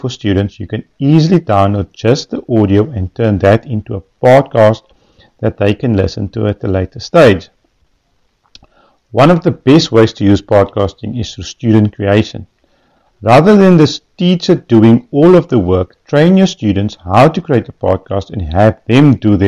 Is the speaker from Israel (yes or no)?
no; Western Cape, South Africa; I'm from Genandel in the Western Cape